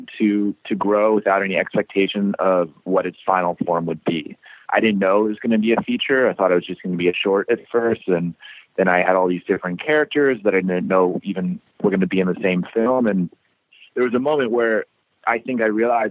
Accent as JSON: {"language": "English", "town": "Annapolis", "region": "Maryland", "country": "United States", "tie": "born or raised there", "also_born_or_lived": "New York", "moved": "as an adult", "lives_now": "Baltimore, United States", "said": "I grew up in Annapolis, which is like half an hour south"}